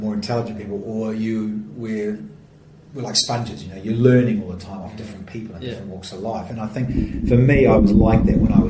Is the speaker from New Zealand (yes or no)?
yes; New Zealand; now in Australia; In Australia, particularly here, being a Kiwi